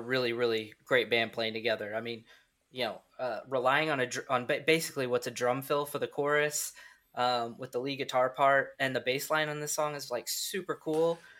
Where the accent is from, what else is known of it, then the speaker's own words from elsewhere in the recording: Midwest, United States; We're from the Midwest